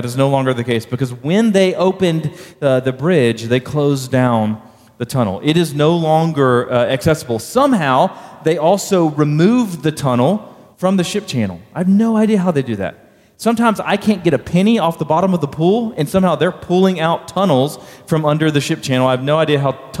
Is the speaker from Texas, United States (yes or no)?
yes; Baytown, Texas, United States; But I grew up in Baytown, Texas, just southeast of Houston.